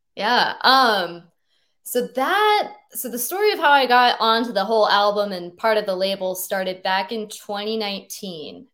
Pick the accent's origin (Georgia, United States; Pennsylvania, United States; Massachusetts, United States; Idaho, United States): Idaho, United States; Boise; moved away as an adult; now in Seattle, United States; I grew up in Boise, Idaho